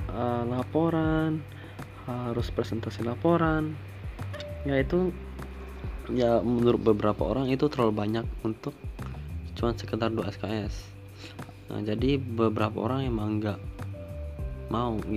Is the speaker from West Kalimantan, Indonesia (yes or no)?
yes; Pontianak, West Kalimantan, Indonesia; soalnya kan aku asalnya dari Pontianak ya dan Pontianak itu tidak ada kereta